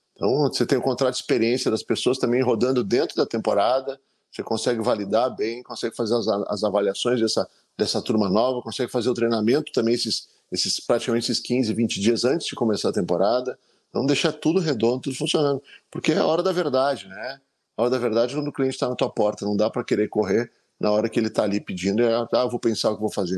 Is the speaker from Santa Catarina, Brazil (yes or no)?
no; Gramado, Rio Grande do Sul, Brazil; voltar para minha terra natal